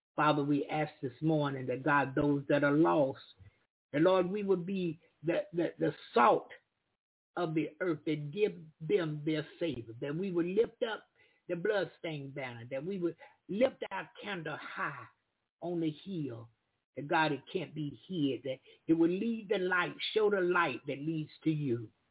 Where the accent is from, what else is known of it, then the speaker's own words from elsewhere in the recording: Florida, United States; I'm from the South. I'm from Florida in the United States of America. I'm from Florida